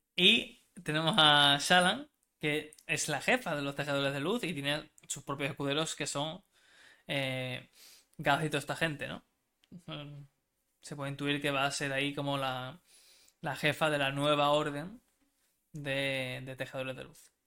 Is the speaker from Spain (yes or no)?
yes; Spain; Soy español